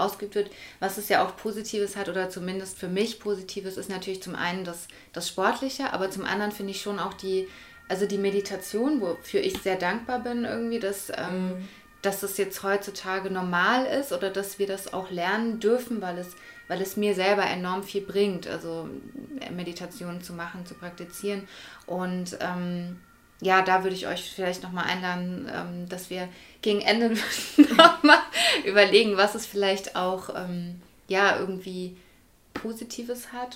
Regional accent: Würzburg, Bavaria, Germany; die wir ja eher so mit dem christlichen, katholischen mhm. Äh, Glauben aufgewachsen sind in Deutschland.

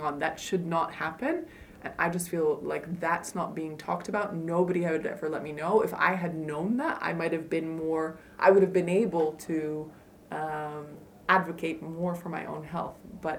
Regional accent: United States; now in Netherlands; And in the Netherlands, that's hard. Like, I'm also an American, so I know

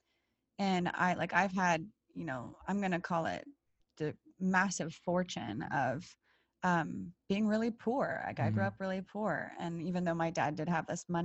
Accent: Toronto, Ontario, Canada; also born or lived in Poland / Florida; I was born in Poland, raised in Canada, very Eastern European

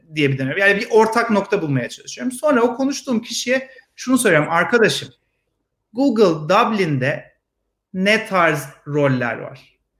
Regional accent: Ankara, Turkey; moved away as an adult; also born or lived in Istanbul; now in Israel; Vites küçülttüm Ankara'ya. Memleketime döndüm. Ankaralıyım ben.

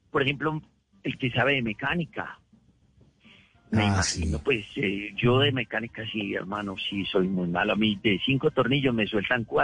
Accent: Medellín, Antioquia, Colombia; moved away as an adult; also born or lived in New York, United States; now in South Carolina, United States; yo me crié en Guayaquil y, yo allá en Medellín

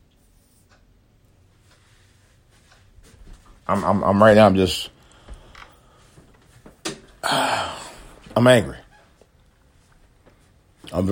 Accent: United States; as an American citizen, as an American U.S. taxpayer

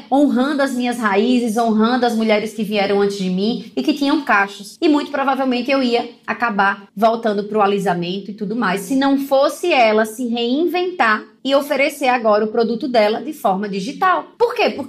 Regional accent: Maceió, Alagoas, Brazil; moved away; minha cidade natal, Maceió

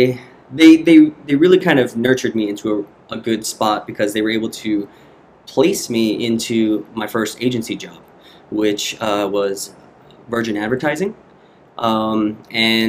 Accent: Las Vegas, Nevada, United States; moved away as an adult; also born or lived in Guam; now in Austin, United States; I grew up in Las Vegas

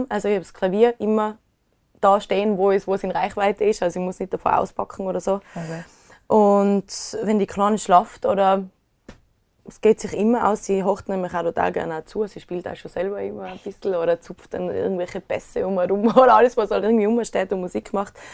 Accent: Inzing, Tyrol, Austria; da war immer Beilerfestel bei uns in Inzing

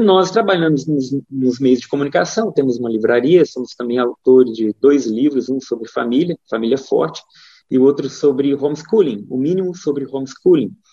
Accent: Divinópolis, Minas Gerais, Brazil; moved away as an adult; also born or lived in São Paulo; now in Rio Grande do Sul, Brazil; Sou mineiro do interior de Minas, cidade chamada Divinópolis

